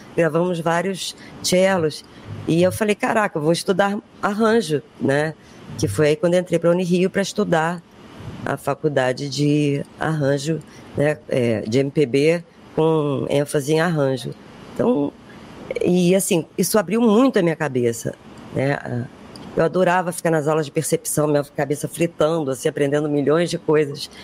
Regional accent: Brazil; Eu não sou branca, sou brasileira

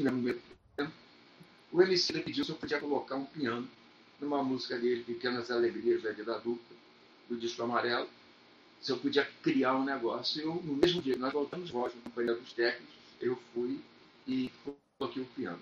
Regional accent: Rio de Janeiro, Brazil; Eu morava em Copacabana, eu nasci em Copacabana

